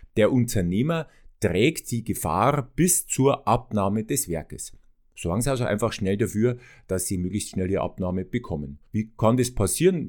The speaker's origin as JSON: {"language": "German", "region": "Bavaria", "country": "Germany", "said": "ich komme ja aus Bayern"}